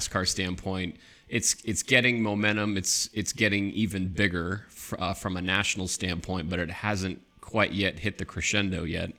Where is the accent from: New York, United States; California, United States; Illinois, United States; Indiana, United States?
California, United States; Long Beach; I come from California.